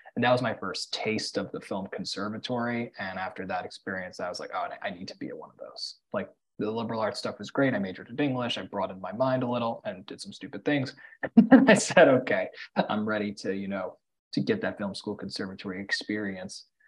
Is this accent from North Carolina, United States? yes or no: no; New York City, New York, United States; I grew up in New York City